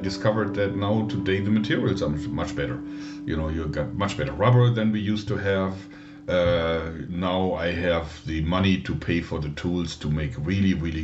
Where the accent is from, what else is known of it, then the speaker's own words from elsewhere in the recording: Dortmund, North Rhine-Westphalia, Germany; I grew up in a suburb of Dortmund, which is a major city in Germany with about 600,000 people in there, right in the Ruhrgebiet area